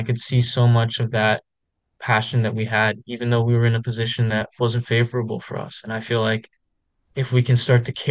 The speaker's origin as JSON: {"language": "English", "town": "Vancouver", "region": "British Columbia", "country": "Canada", "tie": "born or raised there"}